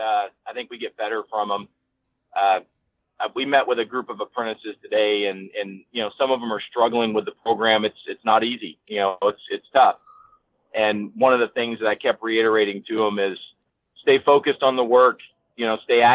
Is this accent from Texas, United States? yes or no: yes; Texas, United States; moved away as an adult; now in California, United States; I grew up in Texas